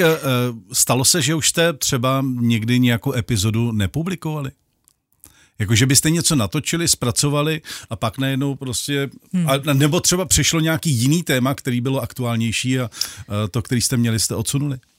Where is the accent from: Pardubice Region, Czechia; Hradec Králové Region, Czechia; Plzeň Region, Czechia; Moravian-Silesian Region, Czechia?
Hradec Králové Region, Czechia; Vrchlabí; já jsem z Vrchlabí